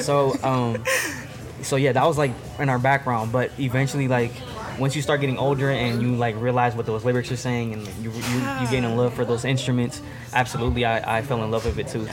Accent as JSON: {"language": "English", "town": "Milwaukee", "region": "Wisconsin", "country": "United States", "tie": "born or raised there", "also_born_or_lived": "Puerto Rico"}